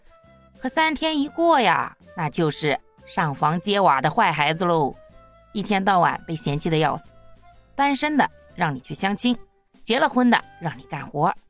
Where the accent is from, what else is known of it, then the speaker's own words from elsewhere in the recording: China; 春节是独属于我们中国人的对家的呼唤和期盼。